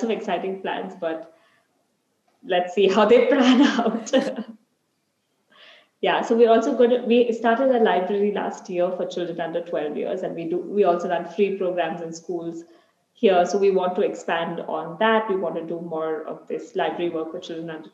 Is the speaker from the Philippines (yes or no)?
no; Mumbai, Maharashtra, India; now in Bangalore, India; I grew up in Bombay, and whenever I visit my family in Bombay